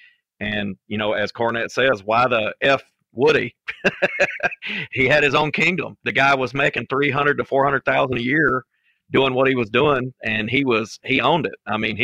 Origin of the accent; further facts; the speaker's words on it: Western Kentucky, United States; where I grew up there in Western Kentucky.